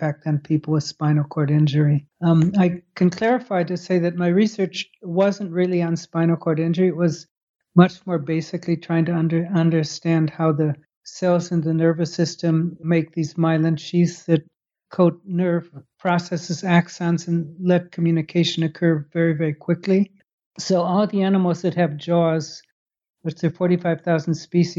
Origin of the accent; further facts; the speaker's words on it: Chicago, Illinois, United States; moved away as an adult; also born or lived in Baltimore / Netherlands / Scotland / England; now in Falmouth, United States; I grew up in Chicago.